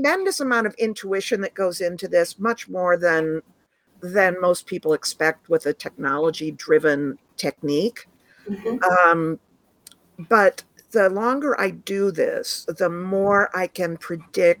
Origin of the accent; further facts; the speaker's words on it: Ithaca, New York, United States; where I grew up in Ithaca, New York, which is the home of Cornell University